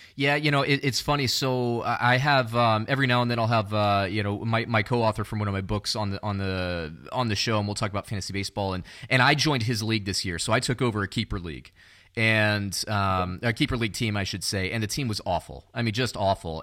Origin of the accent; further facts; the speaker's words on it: Orlando, Florida, United States; I grew up around Orlando